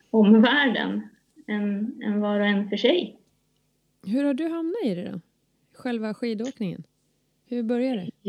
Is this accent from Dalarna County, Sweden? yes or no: yes; Avesta, Dalarna County, Sweden; Nej, hemma i Avesta.